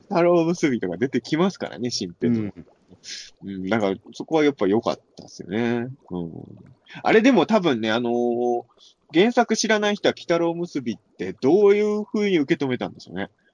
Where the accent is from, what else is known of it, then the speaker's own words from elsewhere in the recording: rural Ibaraki, Japan; 俺なんか茨城の田舎の人だから